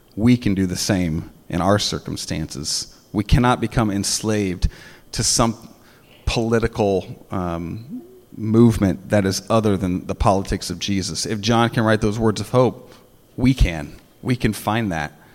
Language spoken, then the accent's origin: English; United States; American Christians